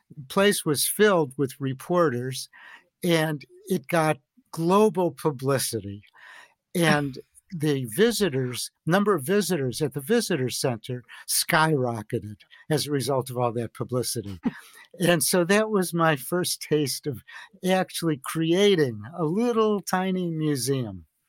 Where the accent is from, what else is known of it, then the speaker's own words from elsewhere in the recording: Chicago, Illinois, United States; I grew up in Chicago